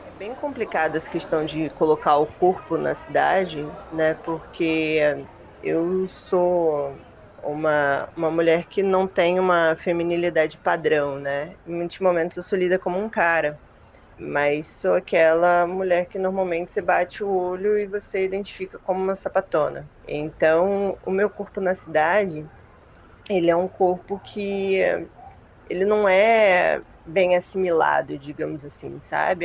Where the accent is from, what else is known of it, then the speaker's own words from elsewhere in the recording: Rio de Janeiro, Brazil; sou carioca